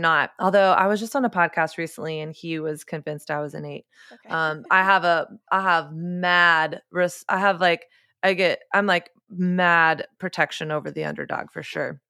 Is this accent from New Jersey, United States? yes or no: no; Coppell, Texas, United States; my hometown, Coppell, Texas